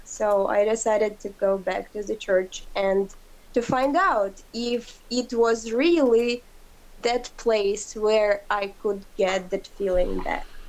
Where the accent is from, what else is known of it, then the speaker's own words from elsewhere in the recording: Ukraine; I'm from Ukraine